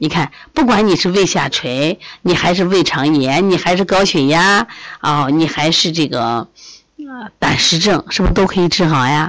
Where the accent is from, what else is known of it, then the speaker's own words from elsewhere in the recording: China; 就是我们中国人的智慧， 方法非常好啊！